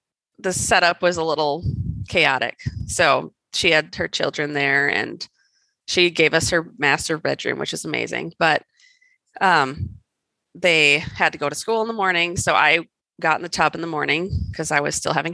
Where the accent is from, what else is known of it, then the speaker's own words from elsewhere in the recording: Wisconsin, United States; also born or lived in California; now in Colorado, United States; I grew up in Wisconsin